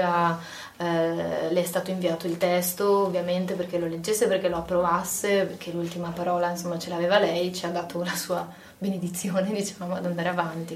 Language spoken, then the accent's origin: Italian; Padua, Veneto, Italy; io sono una padovana